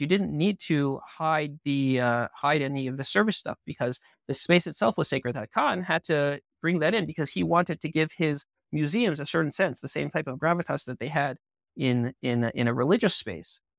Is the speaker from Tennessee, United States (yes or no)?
no; Southfield, Michigan, United States; moved away as an adult; also born or lived in Toronto, Canada / Israel; now in Jerusalem, Israel; I was born in Toronto, and I moved to Southfield, Michigan, which is a suburb of Detroit, when I was seven.